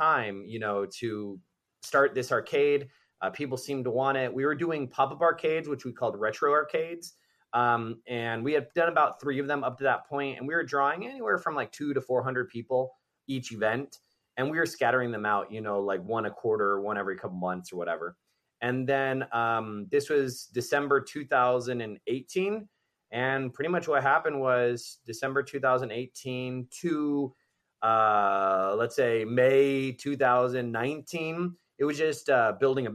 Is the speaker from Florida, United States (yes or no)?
yes; Miami, Florida, United States; it was in Bay Harbor Island where I grew up in Miami